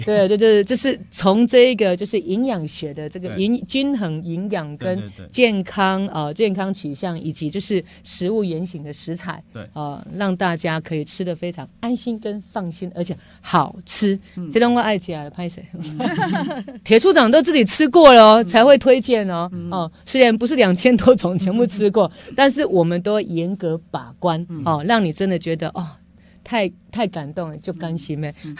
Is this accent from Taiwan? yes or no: yes; Yunlin County, Taiwan; 这个就是我们云林人的精神哦。